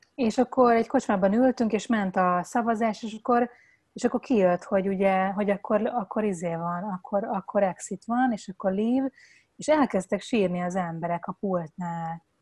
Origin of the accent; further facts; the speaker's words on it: Hungary; nekünk, mint magyar állampolgárnak